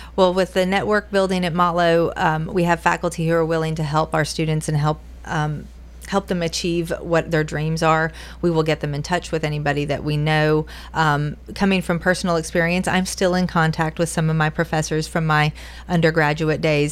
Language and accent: English; Western North Carolina, United States; moved away as an adult; also born or lived in Titusville, Florida / Georgia; now in Tennessee, United States; Western North Carolina where the uh, in the mountains, Appalachian Mountains, went to high school there